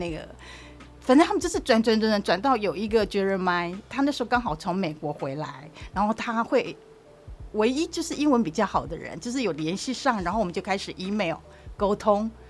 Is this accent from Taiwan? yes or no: yes; Taiwan; 我不是泰国人，我是台湾人